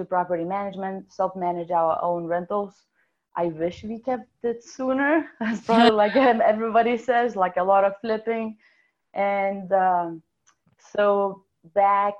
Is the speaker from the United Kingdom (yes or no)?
no; Lithuania; accent: European / Russian; English is a second language; moved away as an adult; now in Seattle, United States; I came to Seattle about 15 years ago from Lithuania. It's one of the Soviet republics. So my amazing accent is actually European / Russian